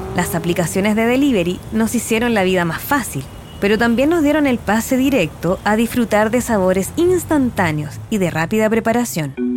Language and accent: Spanish; Chile; como chilenos lo disfrutamos